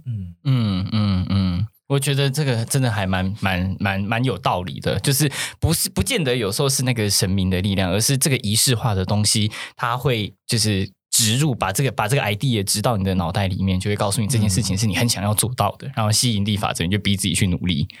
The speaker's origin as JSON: {"language": "Chinese", "country": "Taiwan", "said": "我们就是台湾的宗教比较多目的性"}